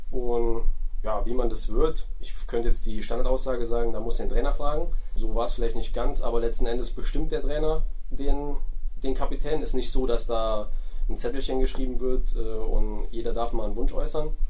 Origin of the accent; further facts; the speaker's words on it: Saarland, Germany; moved away as an adult; also born or lived in Kassel; ich komme ursprünglich komm ich aus dem Saarland also gar nicht mal um die Ecke, sondern schon ein paar Kilometer weg.